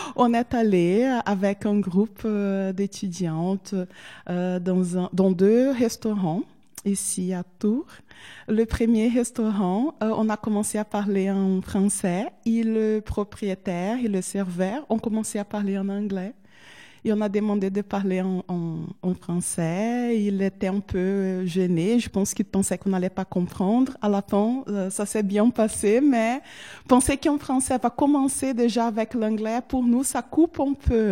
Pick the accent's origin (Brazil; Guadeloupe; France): Brazil; Porto Alegre, Rio Grande do Sul; French is a second language; Je viens du Brésil, euh, du sud du Brésil. Euh, je viens de, la capitale plus au sud du Brésil, de Porto Alegre